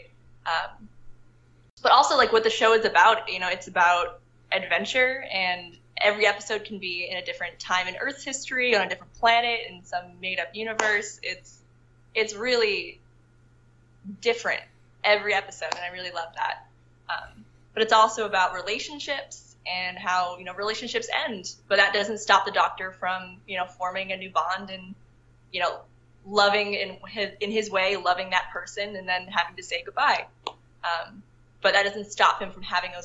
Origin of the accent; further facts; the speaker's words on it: New Hampshire, United States; now in Los Angeles, United States; I'm from New Hampshire, and I'm currently living in Los Angeles